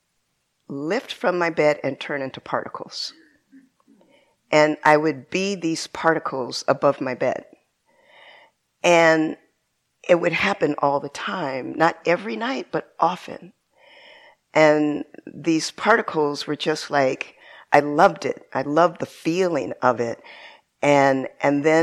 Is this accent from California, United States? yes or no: yes; San Bernardino, California, United States; also born or lived in Rialto, California; when I was a little girl, I grew up in San Bernardino, California